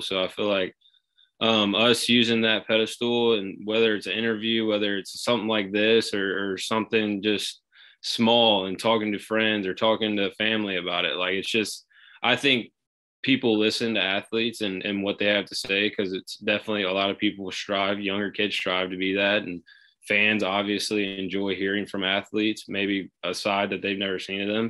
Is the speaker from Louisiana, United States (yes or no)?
yes; Shreveport, Louisiana, United States; I'm from Shreveport, Louisiana.